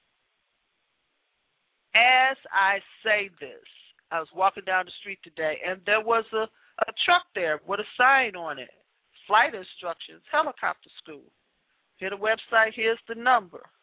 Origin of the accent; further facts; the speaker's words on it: Chicago, Illinois, United States; I was born and raised in Chicago